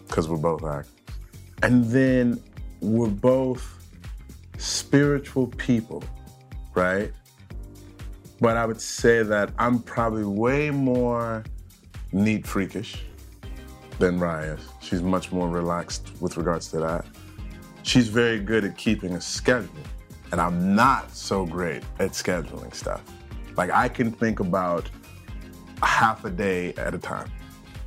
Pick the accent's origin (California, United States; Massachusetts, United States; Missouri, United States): Missouri, United States; St. Louis; We're both from St. Louis, Missouri. We were born in the same hospital